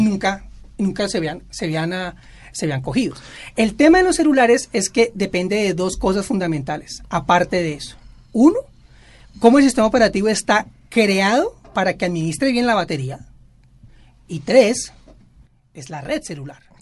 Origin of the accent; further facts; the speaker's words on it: Bogotá, Colombia; now in Barranquilla, Colombia; Yo soy bogotano nacionalizado barranquillero